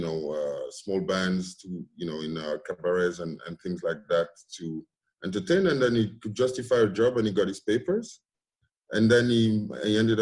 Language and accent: English; Cameroon; moved away; I was born in Cameroon in a very small, you know, not so wealthy area, if I may. Went to preschool and started elementary school there.